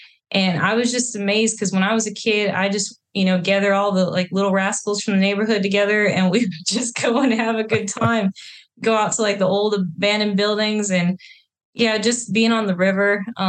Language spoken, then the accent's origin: English; Maine, United States; But yeah, see, I grew up as a Navy brat. So my dad was in the Navy. So we moved a little bit here and there. But surprisingly, Maine.